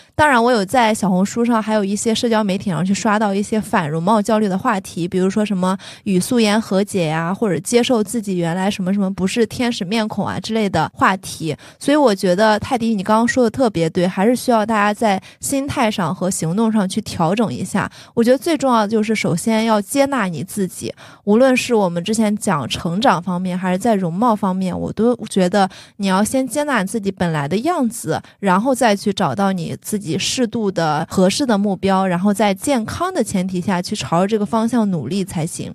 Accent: Shandong, China; 大家都知道我山东人，然后我爸爸也是那种很传统的山东男性，他其实不太能接受我特别夸张的发色和夸张的服饰

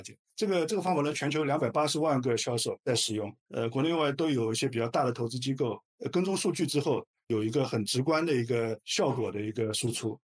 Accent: China; 我们中国人的企业都其实非常务实的

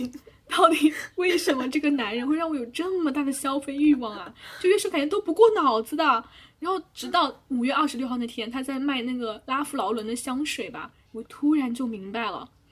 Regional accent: China; 我们这种身为中国人的使命感

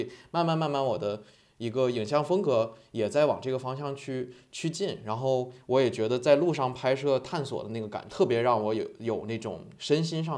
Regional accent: Northeast China, China; 因为我本身东北人，被我在东北的亲人听到了之后，空耳成了花盆

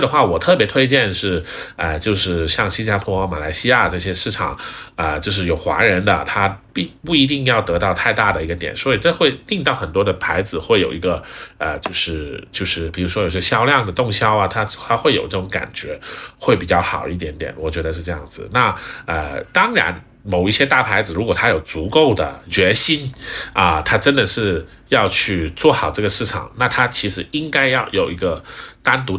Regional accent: China; 我们中国人是很厉害的，我们中国人很勤劳。

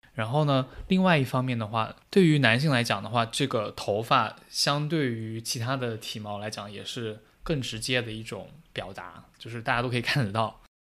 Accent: China

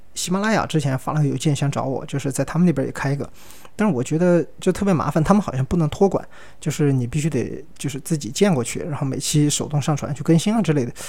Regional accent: Sichuan, China; accent: Sichuan-accented Mandarin (Chuanpu); 我四川人嘛，我说的是川普，那个普通话反正又不标准

